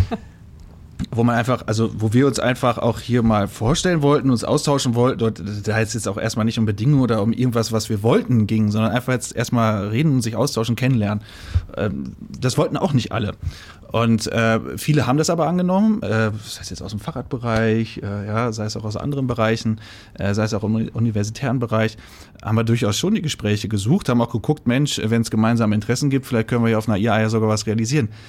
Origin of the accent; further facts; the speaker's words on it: Sauerland, North Rhine-Westphalia, Germany; moved away as an adult; now in Berlin, Germany; Ich bin gebürtiger Sauerländer.